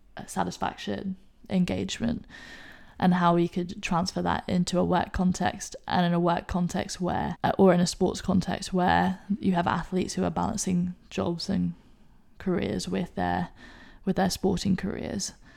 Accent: Hong Kong; accent: English; moved away; also born or lived in United Kingdom; Hong Kong is where I grew up. Hong Kong is my home.

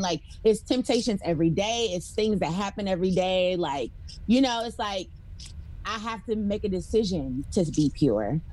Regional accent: Detroit, Michigan, United States; moved away as an adult; now in Georgia, United States; I'm from Detroit

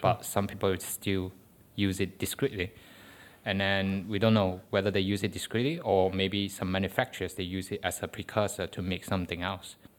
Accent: Malaysia; first language Chinese; English is a second language; moved away as an adult; now in United Kingdom; Malay is our national language. So, because my mother tongue is Chinese

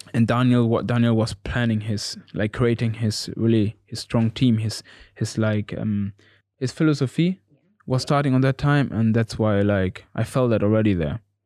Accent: Gütersloh, North Rhine-Westphalia, Germany; English is a second language; moved away as an adult; also born or lived in Cuba; now in Norwich, United Kingdom; I'm from Gütersloh.

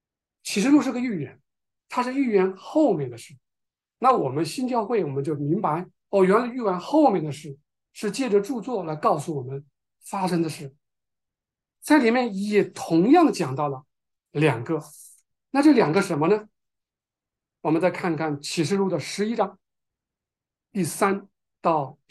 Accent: China; 我们中国人知道，当我们有有人去世的时候，披麻戴孝，对吧？

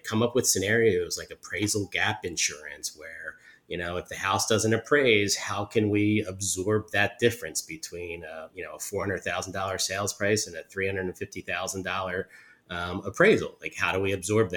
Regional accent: Huntingdon Valley, Pennsylvania, United States; moved away as an adult; also born or lived in Conshohocken / South Philadelphia / Chestnut Hill / Mount Airy; now in Philadelphia, United States; I grew up in Huntington Valley and, was there through college

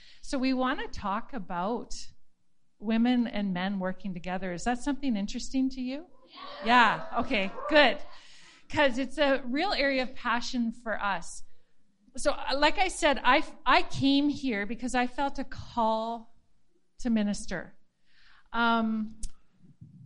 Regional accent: Penticton, British Columbia, Canada; I was raised in Penticton at Bethel Church

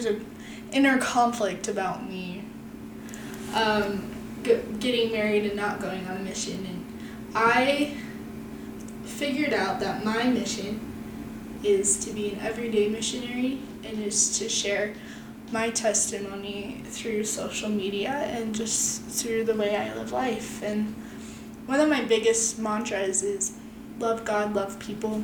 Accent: Utah, United States; We're both from Utah

